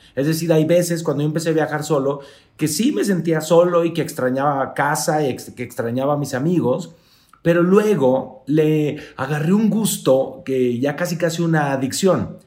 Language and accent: Spanish; Mexico; Soy el único mexicano